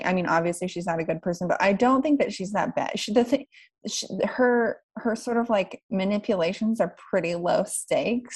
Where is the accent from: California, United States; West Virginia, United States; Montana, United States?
West Virginia, United States; moved away as an adult; also born or lived in New York; now in Berlin, Germany; I'm from West Virginia and I I grew up there until I was 18 and moved away